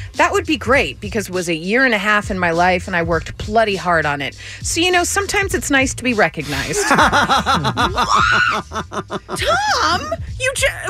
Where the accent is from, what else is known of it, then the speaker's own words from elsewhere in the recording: England, United Kingdom; We've had it explained to us, so it's cool, but we don't really understand it as English people.